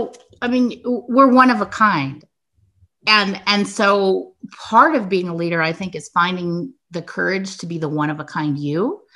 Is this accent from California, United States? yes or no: yes; California, United States; born there; So I was born to a young 17-year-old unmarried woman. I was born in 1967 in California during the summer of love